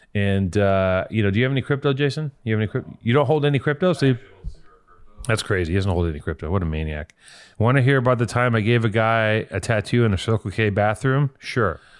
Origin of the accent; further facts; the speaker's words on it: Los Angeles, California, United States; I'm from here